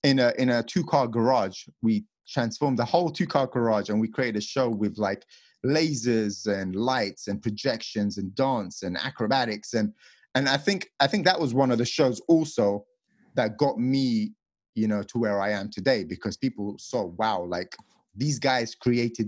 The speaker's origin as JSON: {"language": "English", "region": "England", "country": "United Kingdom", "also_born_or_lived": "Las Vegas, United States", "moved": "as an adult", "said": "I come from England where the houses are tiny for the amount of money you have to pay"}